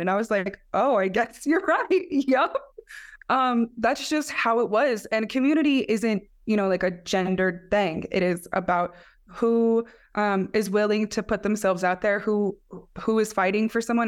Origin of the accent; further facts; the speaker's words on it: Black Mesa, Arizona, United States; And I'm from Black Mesa, it's where I was born, raised.